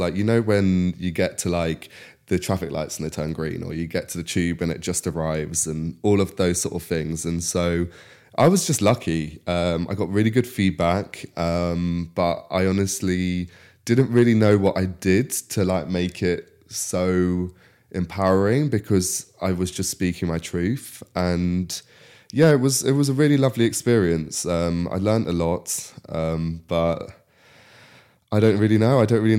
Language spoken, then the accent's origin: English; Ruscombe, South East England, United Kingdom; so I'm from Reading originally, like the countryside nearby, this little village called Ruscombe. It's near Twyford, and I went to school in Wargrave and then college in Henley.